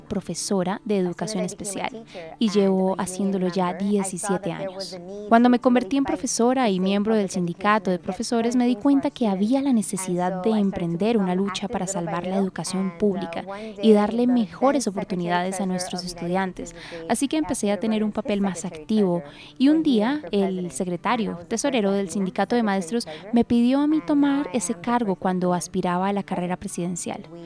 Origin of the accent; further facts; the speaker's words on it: Miami, Florida, United States; vivo en Miami, Florida. Soy primera generación nacida en Estados Unidos. Mis padres llegaron a Estados Unidos de Honduras